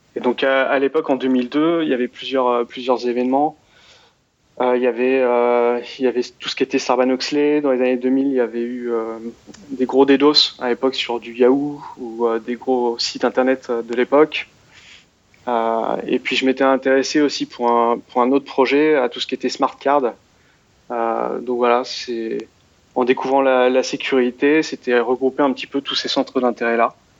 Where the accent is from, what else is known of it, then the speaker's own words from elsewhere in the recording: France; je suis français